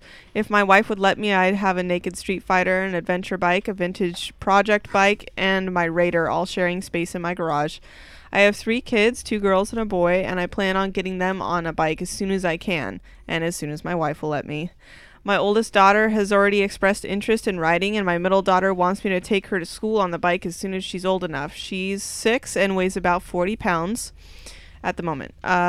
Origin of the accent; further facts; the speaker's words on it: Abilene, Texas, United States; I'm from Abilene, Texas, a medium-sized city about 150 miles west of Dallas.